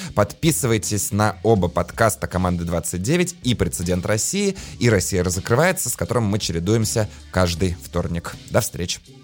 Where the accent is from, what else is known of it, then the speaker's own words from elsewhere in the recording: Latvia; я сам из Латвии